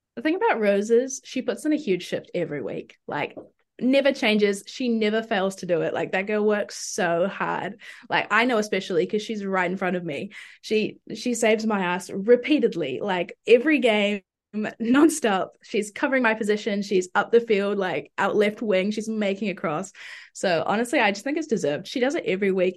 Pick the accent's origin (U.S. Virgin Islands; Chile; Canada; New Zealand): New Zealand; Auckland; also born or lived in Dunedin; I'm from Auckland.